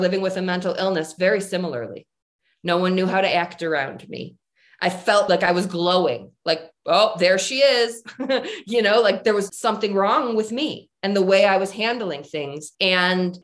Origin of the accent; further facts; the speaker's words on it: Michigan, United States; moved away as an adult; now in Colorado, United States; I'm originally from Michigan, and I moved to Colorado to be with Jim